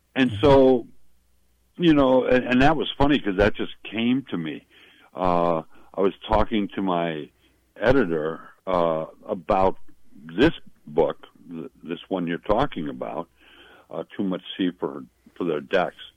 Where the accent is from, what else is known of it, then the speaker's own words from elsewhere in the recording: Milwaukee, Wisconsin, United States; When I was a little boy growing up in Milwaukee